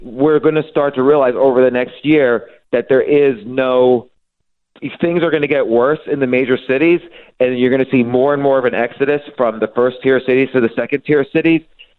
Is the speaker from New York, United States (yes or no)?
yes; New York City, New York, United States; I'm a New Yorker. My kids are New Yorkers. I live there all my life